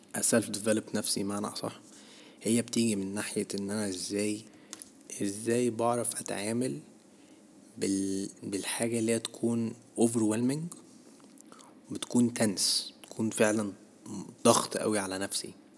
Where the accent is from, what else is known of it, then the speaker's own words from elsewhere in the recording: Egypt; احنا كشعب مصري